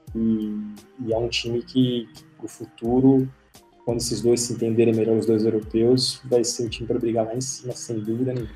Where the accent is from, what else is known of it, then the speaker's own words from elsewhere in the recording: Brazil; eu sou brasileiro